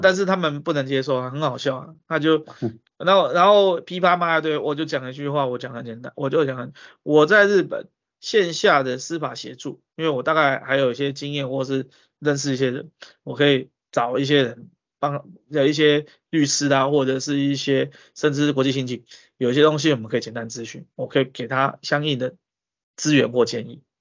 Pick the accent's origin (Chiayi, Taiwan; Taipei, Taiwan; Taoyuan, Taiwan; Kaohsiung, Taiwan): Taipei, Taiwan; now in Japan; 我台北人啊